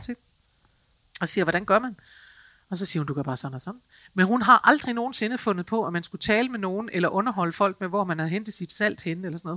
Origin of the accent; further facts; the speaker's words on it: Denmark; vi er som mennesker, som danskere måske